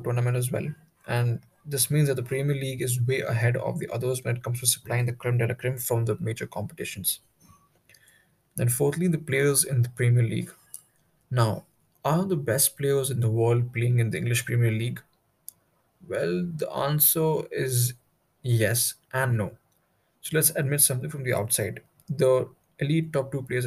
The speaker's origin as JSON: {"language": "English", "town": "New Delhi", "region": "Delhi", "country": "India", "said": "I'm from New Delhi, in second year"}